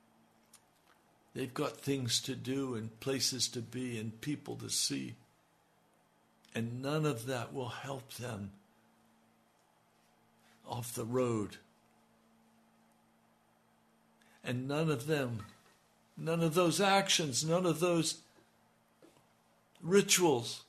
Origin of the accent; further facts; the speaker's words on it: United States; I'm an American